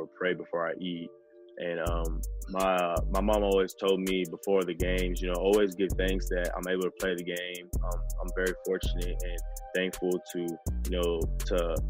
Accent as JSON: {"language": "English", "town": "Rowlett", "region": "Texas", "country": "United States", "said": "I'm originally from Dallas, Texas, west suburbs, a city called Rowlett"}